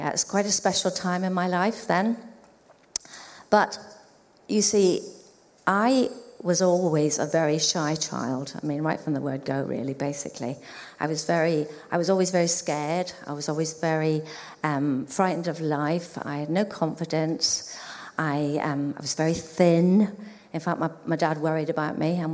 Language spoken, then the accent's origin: English; Belfast, Northern Ireland, United Kingdom; now in England; I was born in Ireland, in Belfast